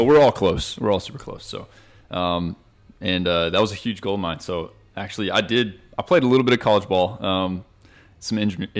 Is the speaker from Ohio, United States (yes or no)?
no; Shallowater, Texas, United States; moved away; I graduated from Shallowwater, Texas. So what? It's about 20 minutes north of Lubbock, Texas.